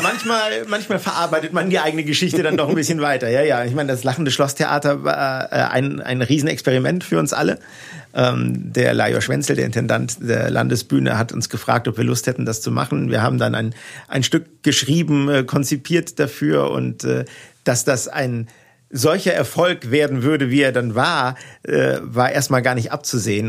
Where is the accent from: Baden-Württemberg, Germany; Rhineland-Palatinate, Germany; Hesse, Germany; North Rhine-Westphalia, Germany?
Rhineland-Palatinate, Germany; Neuwied; accent: Platt; also born or lived in Wiesbaden; ich bin in Heimbach-Weiß groß geworden